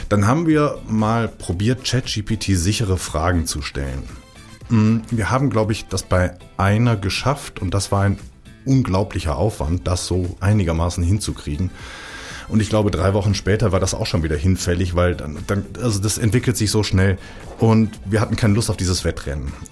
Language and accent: German; Rhineland, Germany; Ich bin im Rheinland groß geworden. Da ist der Umgangston sowieso ein klein bisschen anders als in der Schweiz.